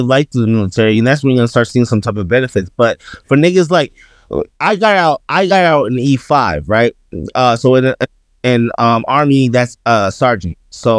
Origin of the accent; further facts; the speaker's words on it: New York, United States; I'm from New York, gang shit.